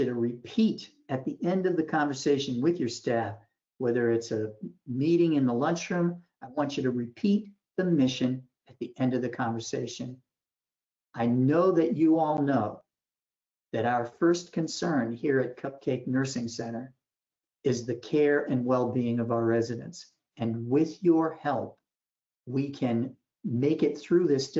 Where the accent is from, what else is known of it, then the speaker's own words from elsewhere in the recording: Boston, Massachusetts, United States; I'm from Boston